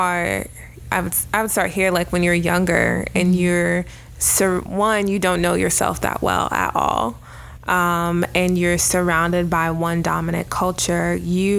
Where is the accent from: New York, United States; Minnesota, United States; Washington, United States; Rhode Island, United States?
Minnesota, United States; I was born in Minnesota.